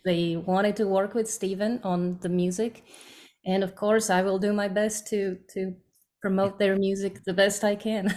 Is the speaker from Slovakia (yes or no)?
yes; Slovakia; English is a second language; moved away as an adult; now in United States; I'm from Slovakia